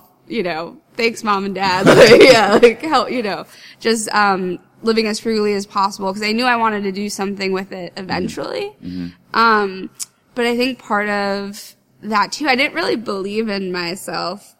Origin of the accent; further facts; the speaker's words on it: Bloomfield, New Jersey, United States; moved away as an adult; also born or lived in Clifton, New Jersey; now in Philadelphia area, United States; I grew up in Bloomfield, New Jersey